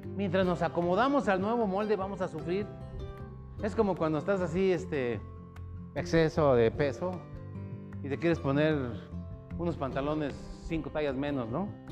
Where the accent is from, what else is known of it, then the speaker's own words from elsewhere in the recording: Mexico City, Mexico; moved away; en mi rancho, cuando yo vivía allá en el DF